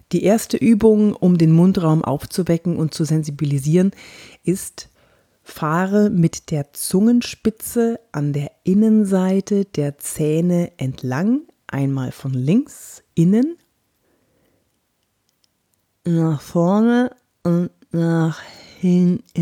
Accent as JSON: {"language": "German", "region": "Bavaria", "country": "Germany", "accent": "Franconian", "said": "Ja, da hatte ich auch noch einen ganz schlimmen fränkischen Akzent. Ich komme ja aus Franken und äh, da redet man ja so."}